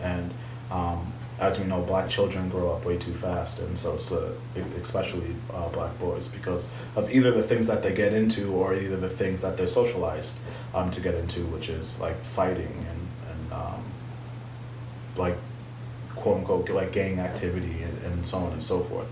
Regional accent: United States; first generation Haitian man, uh, there's definitely been differences between um, my upbringing and my parents' upbringing. Mm-hmm. of course, uh, them both uh, growing up in Haiti and living a majority of their lives there, and then immigrating to the U.S. and raising their firstborn child

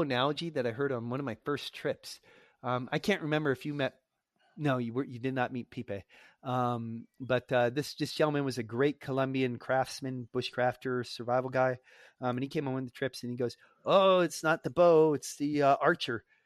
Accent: United States; as an American

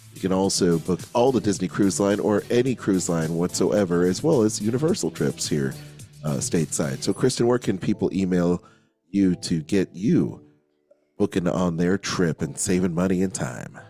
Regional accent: Philippines; I'm Filipino too

